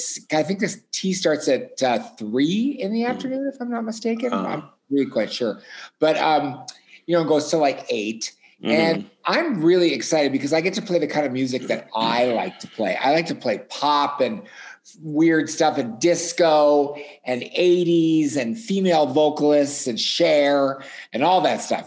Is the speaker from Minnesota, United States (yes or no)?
yes; Hibbing, Minnesota, United States; now in Minneapolis, United States; I grew up in Hibbing, Minnesota.